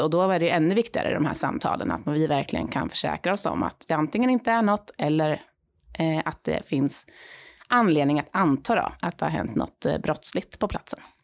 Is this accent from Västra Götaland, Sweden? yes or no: no; Linköping, Östergötland, Sweden; moved away as an adult; innan jag landade här i Linköping då, min hemstad